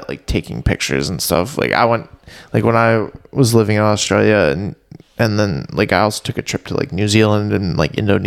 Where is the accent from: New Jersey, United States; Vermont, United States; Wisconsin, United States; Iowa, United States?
Vermont, United States; moved away as an adult; now in Boston, United States; If I didn't live there, and I didn't grow up there